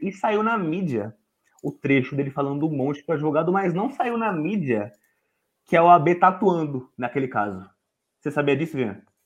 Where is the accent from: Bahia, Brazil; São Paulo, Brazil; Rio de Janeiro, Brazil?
São Paulo, Brazil; eu sou de São Paulo, da Zona Leste, e para quem conhece aqui, sabe que aqui é o buraco, é o esgoto do Estado. E devido a eu ter crescido aqui